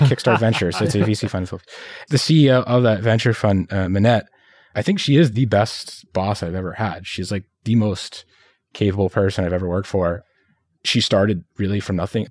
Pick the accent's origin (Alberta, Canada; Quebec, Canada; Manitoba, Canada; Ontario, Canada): Quebec, Canada; Montreal; moved away; also born or lived in Philippines; I was coming from Montreal